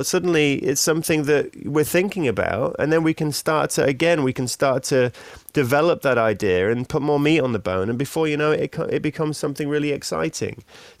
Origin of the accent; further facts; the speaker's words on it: Australia; accent: Australian; now in London, United Kingdom; My Australian accent.